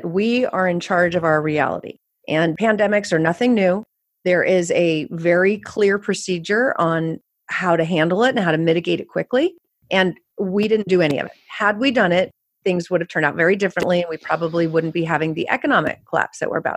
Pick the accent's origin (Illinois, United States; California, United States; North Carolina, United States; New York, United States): California, United States; I grew up in California